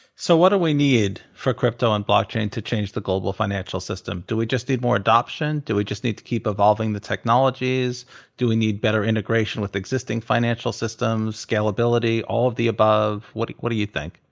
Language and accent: English; United States; I'm an American